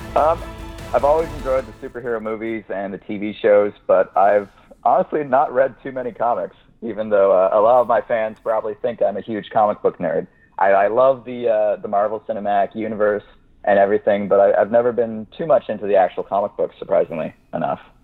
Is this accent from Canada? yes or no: yes; Kitchener, Ontario, Canada; I'm Canadian. I was born in Kitchener, Ontario, which is about an hour west of Toronto